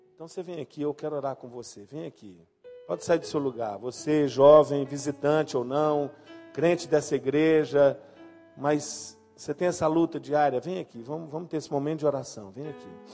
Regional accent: Brazil; now in Belo Horizonte, Brazil; eu sou brasileiro

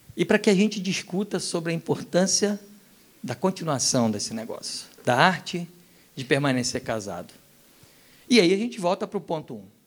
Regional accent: Rio de Janeiro, Brazil; also born or lived in Europe; como um bom carioca

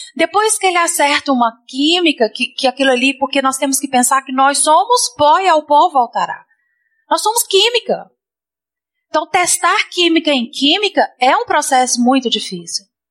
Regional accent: Minas Gerais, Brazil; moved away; Nós somos mineiros

